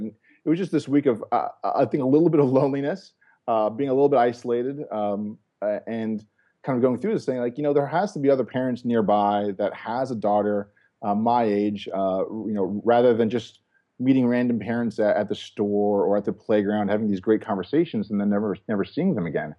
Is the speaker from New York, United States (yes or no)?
yes; New York, United States; moved away as an adult; now in West Coast, United States; I'm a New Yorker, uh, by, uh, by birth. And there's still, obviously, some New York in me.